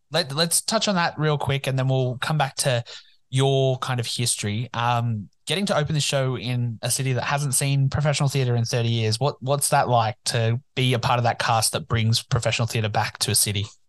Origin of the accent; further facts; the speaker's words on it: Newcastle, New South Wales, Australia; it's my hometown